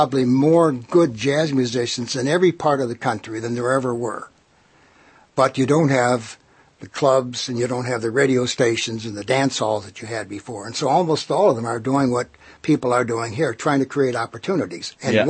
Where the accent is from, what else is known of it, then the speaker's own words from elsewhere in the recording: Detroit, Michigan, United States; I came up from Detroit like he did, you know, maybe 20 years earlier.